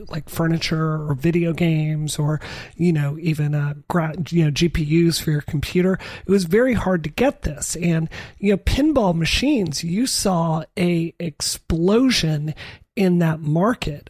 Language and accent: English; Mississippi, United States; moved away; in the South, where I grew up in Mississippi